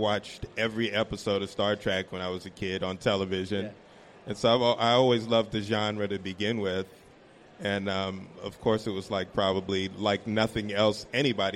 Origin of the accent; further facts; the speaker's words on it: New York City, New York, United States; we grew up in New York City